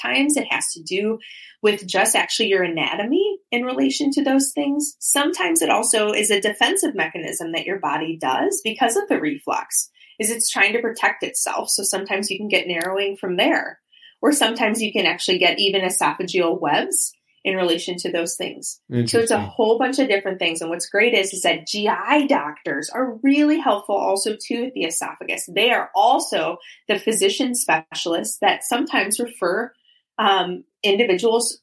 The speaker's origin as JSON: {"language": "English", "region": "Ohio", "country": "United States", "moved": "as an adult", "lives_now": "Florida, United States", "said": "I'm not from Florida. I'm from Ohio originally."}